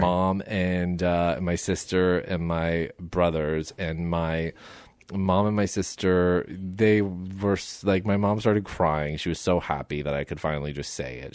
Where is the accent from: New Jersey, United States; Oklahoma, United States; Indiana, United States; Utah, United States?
New Jersey, United States; Somerset; moved away as an adult; now in Los Angeles, United States; I'm from Somerset, New Jersey